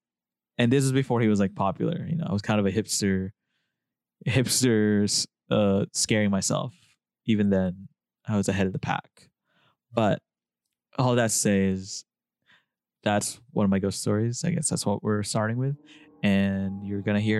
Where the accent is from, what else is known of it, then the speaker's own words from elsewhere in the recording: Philippines; moved away; I grew up in the Philippines